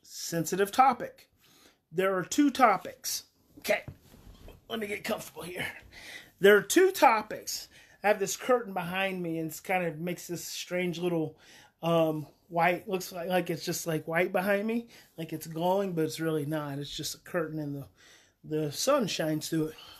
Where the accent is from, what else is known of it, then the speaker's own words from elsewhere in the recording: Mountain View, United States; I grew up in Mountain View